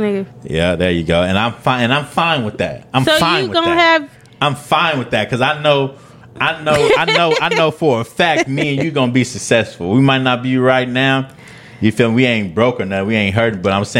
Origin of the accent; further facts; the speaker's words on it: Oakland, California, United States; We come from Oakland.